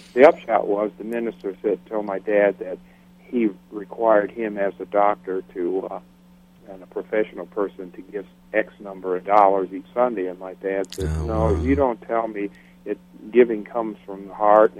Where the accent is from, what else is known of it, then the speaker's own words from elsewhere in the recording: South Bend, Indiana, United States; I grew up in South Bend, Indiana, northern Indiana, right on the Michigan line